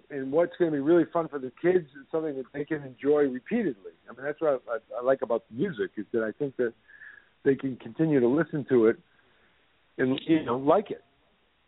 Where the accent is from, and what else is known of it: Somerville, Massachusetts, United States; born or raised there; moved away